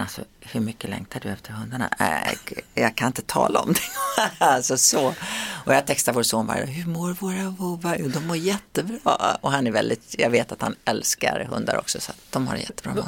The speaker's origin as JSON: {"language": "Swedish", "country": "Sweden", "moved": "yes", "said": "svensken i mig frodas när jag är hemma i Sverige"}